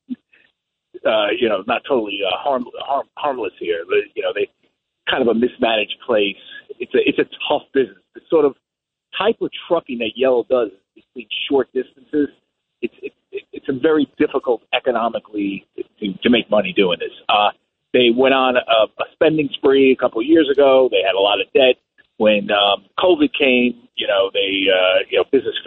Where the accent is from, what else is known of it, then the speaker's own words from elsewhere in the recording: Yorktown Heights, New York, United States; a UPS plant behind my house where I grew up in Yorktown Heights